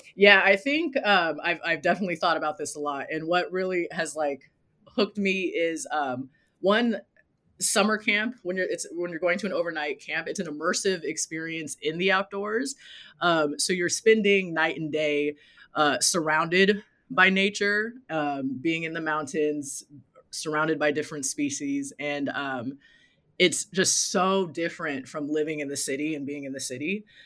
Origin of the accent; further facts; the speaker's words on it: Los Angeles, California, United States; also born or lived in South Pasadena, California; I grew up in Los Angeles and currently live in South Pasadena, California